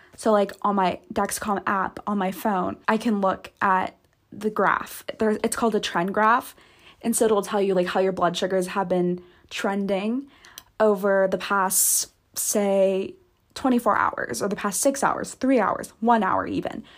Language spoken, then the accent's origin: English; Santa Barbara, California, United States; moved away; I'm actually currently back at home right now, like my hometown, the Santa Barbara, California